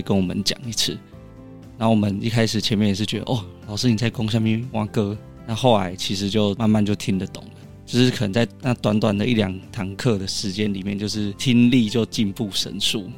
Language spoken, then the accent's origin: Chinese; Taiwan; 我说我来自台湾